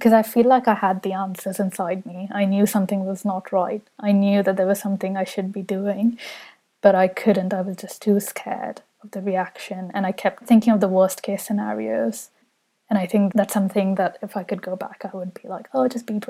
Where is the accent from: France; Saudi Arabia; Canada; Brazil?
Saudi Arabia; now in London, United Kingdom; when I was growing up in Saudi Arabia, London, where I live now